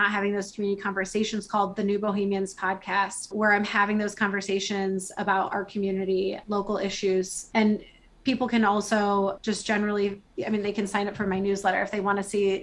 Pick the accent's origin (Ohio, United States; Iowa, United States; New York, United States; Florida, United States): Iowa, United States; born or raised there